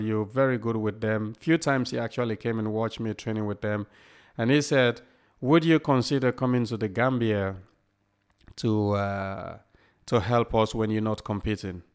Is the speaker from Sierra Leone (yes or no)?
yes; Sierra Leone; also born or lived in Liverpool, England; now in Southport, United Kingdom; a kid growing up in Sierra Leone